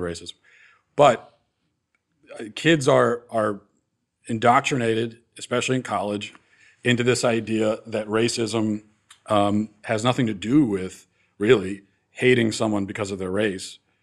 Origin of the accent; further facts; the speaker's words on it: East Coast, United States; growing up on the East Coast